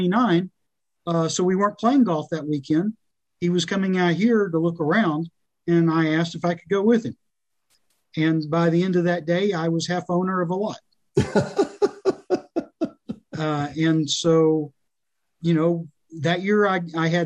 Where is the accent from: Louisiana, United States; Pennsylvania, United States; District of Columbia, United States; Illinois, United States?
Louisiana, United States; South; also born or lived in Austin, Texas / Arkansas; now in Hot Springs Village, United States; I was born in Texas, raised in South Louisiana